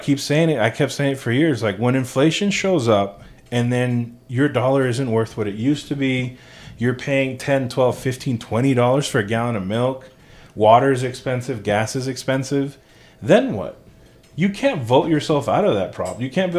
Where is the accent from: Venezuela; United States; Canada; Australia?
Venezuela; born there; I'm saying I was born in Venezuela.